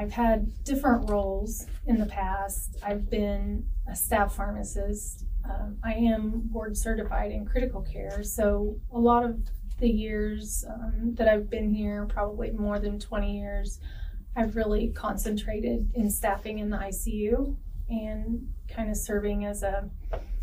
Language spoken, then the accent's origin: English; Knox County, Indiana, United States; I grew up in Knox County. I graduated from South Knox High School, and I went to Vincent University